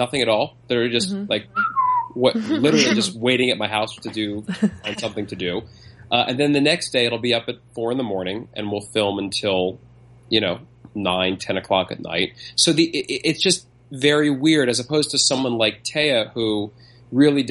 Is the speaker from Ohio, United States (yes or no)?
no; New York City, New York, United States; moved away as an adult; also born or lived in Las Vegas / Los Angeles; I was born and raised here in Manhattan